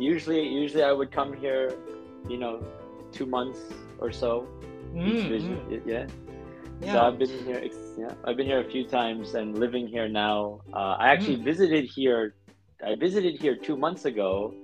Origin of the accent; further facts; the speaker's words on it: Paramus, New Jersey, United States; also born or lived in Thailand; now in Japan; my town was actually mostly Jewish people. I grew up in Paramus, New Jersey, which is very known for the malls there in New Jersey.